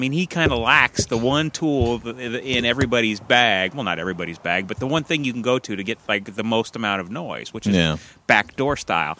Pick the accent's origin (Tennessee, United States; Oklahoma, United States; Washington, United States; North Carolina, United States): Washington, United States; Seattle; I grew up in Seattle